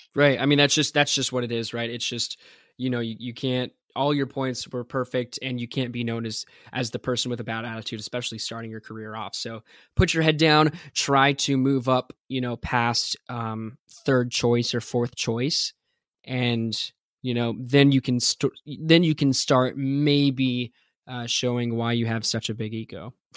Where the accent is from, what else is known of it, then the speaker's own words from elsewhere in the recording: United States; being American